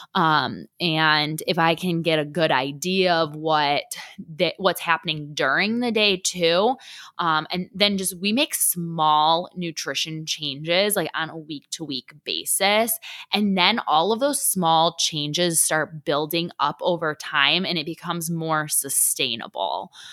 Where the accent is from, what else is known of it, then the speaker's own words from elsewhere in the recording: Detroit, Michigan, United States; moved away as an adult; also born or lived in Buffalo, New York; now in Lawrence, United States; I grew up in Detroit, Michigan